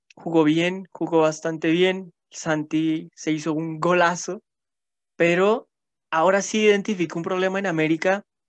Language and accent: Spanish; Colombia; also born or lived in Bogotá; tenemos como ciudadanos y como colombianos